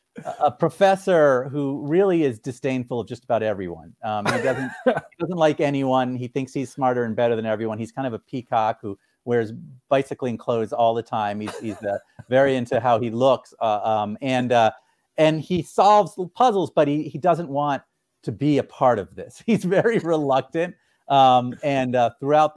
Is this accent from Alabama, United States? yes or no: no; Boston, Massachusetts, United States; the Boston Globe, my hometown paper